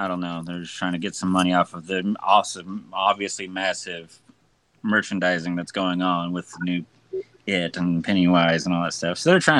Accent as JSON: {"language": "English", "town": "Wichita", "region": "Kansas", "country": "United States", "tie": "born or raised there", "said": "I was born in Wichita, Kansas, not Wichita Falls."}